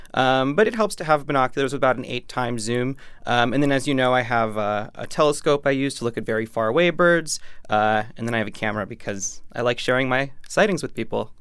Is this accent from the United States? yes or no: yes; New York City, New York, United States; as a New Yorker